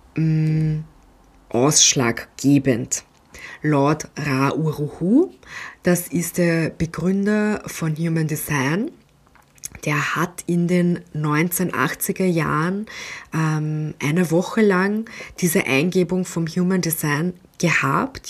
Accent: Austria; Bei uns in Österreich

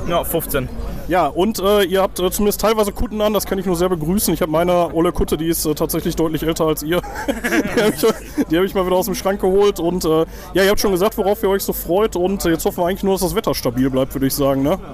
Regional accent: Gladbeck, North Rhine-Westphalia, Germany; moved away; ich komme aus äh, Zwickel ursprünglich

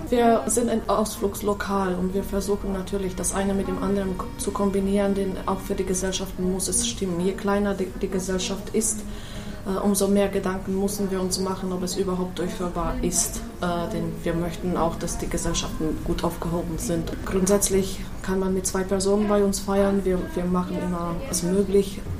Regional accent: Slovakia; German is a second language; now in Germany; Ich komme aus der Slowakei, aus äh, einem kleinen Dorf in, in der Niederen Tatra. Bin da ganz

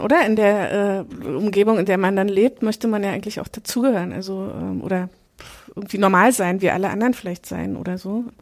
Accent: Berlin, Germany; ich komme aus der aus Ostberlin, also bei uns war Besuch in KZs schon in der Schulzeit oder ehemaligen Konzentrationslagern schon in der Schulzeit quasi Pflicht

